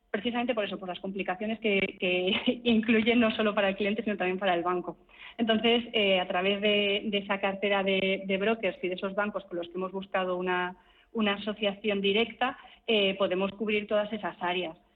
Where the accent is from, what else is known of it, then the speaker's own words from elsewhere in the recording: Burgos, Castile and León, Spain; yo soy de Burgos, yo ya estoy cubierta